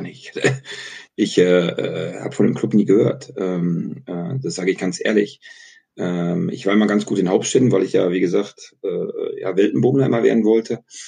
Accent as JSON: {"language": "German", "town": "Bocholt", "region": "North Rhine-Westphalia", "country": "Germany", "also_born_or_lived": "Austria / Namibia / Netherlands / Slovakia", "moved": "as an adult", "said": "ich komme ja aus Bocholt, das ist äh, bisschen Niederrhein, ein bisschen Münsterland, ein bisschen Niederlande, ein bisschen Ruhrgebiet"}